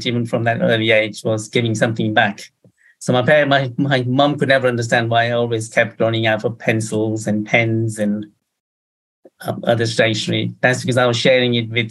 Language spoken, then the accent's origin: English; Kenya; moved away; Kenya is where I was born, and being of an Indian background, my parents are Indian